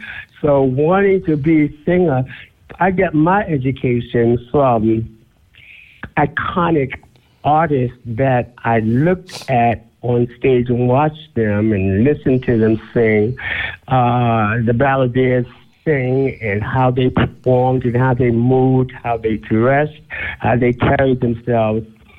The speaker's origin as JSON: {"language": "English", "town": "New York City", "region": "New York", "country": "United States", "tie": "born or raised there"}